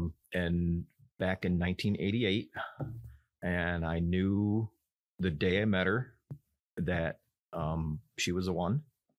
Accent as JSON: {"language": "English", "town": "Kalamazoo", "region": "Michigan", "country": "United States", "tie": "born or raised there", "also_born_or_lived": "Netherlands", "said": "I grew up in Kalamazoo, Michigan. I was born actually in the Netherlands."}